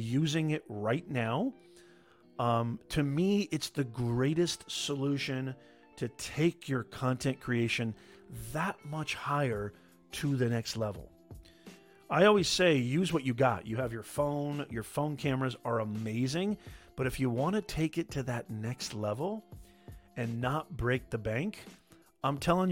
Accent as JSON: {"language": "English", "town": "Logan", "region": "Utah", "country": "United States", "tie": "born or raised there", "said": "I was born in Utah. Logan, Utah, to be specific"}